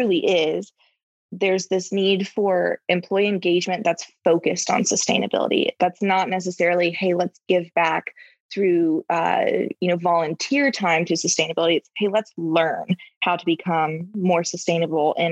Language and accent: English; North Carolina, United States; moved away as an adult; now in Atlanta, United States; I'm a North Carolina girl. We didn't know if it would work when I moved out of my home state